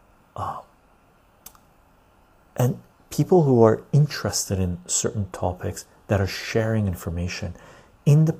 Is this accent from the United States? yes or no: no; West Coast Canada, Canada; also born or lived in Iran; I was born in Iran, Armenian ancestry, but I came to Canada when I was like this tall, really young, right? So I'm West Coast Canadian mentality